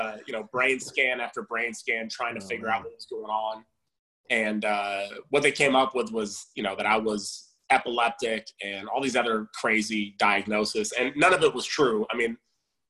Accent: Southern California, United States; I was born in California, Southern California, and spent most of my life here.

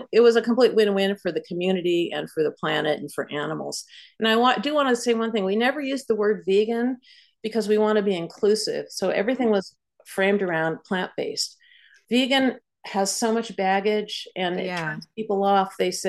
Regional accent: Montclair, New Jersey, United States; promoting plant-based meals in restaurants in Montclair, in my hometown

